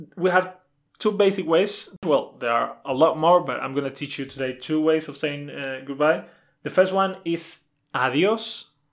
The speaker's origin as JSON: {"language": "English", "town": "Málaga", "region": "Andalusia", "country": "Spain", "first_language": "Spanish", "second_language": "English", "said": "I'm from Malaga, but we're both native in Spanish"}